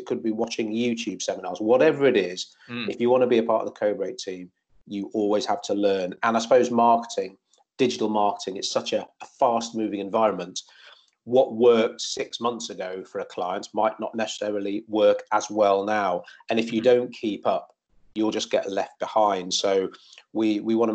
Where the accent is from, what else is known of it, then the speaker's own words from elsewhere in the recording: Shropshire, West Midlands, United Kingdom; moved away as an adult; we're both from Shropshire. I went to the same school as her brothers